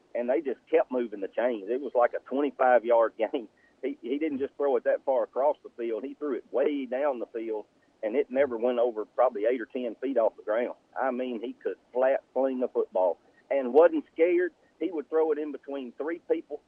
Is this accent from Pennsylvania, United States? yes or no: no; Newellton, Louisiana, United States; I grew up in Newellton, Louisiana